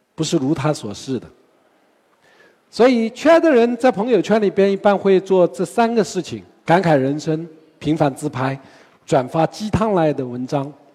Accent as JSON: {"language": "Chinese", "country": "China", "said": "我们中国人"}